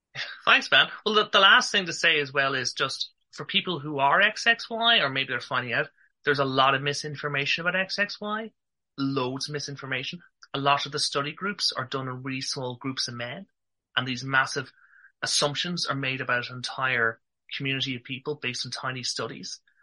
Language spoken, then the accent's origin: English; Ireland; accent: Irish; I'm from Ireland.